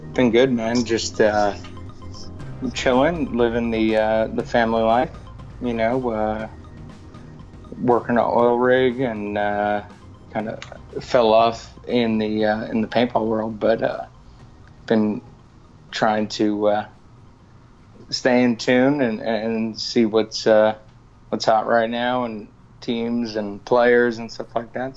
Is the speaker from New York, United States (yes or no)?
yes; West Islip, New York, United States; growing up out of the uh, streets of Long Island, uh, West Islip